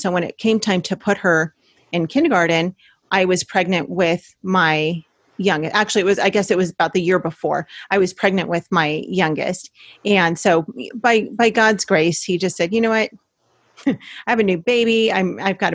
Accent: Los Angeles County, California, United States; moved away as an adult; We're both from Los Angeles County.

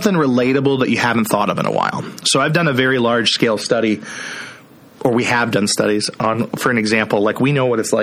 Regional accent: Iowa, United States; I'm from Iowa.

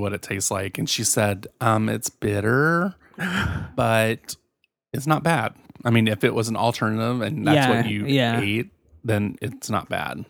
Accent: Chicago, Illinois, United States; That sounds so much better than I'm from Chicago.

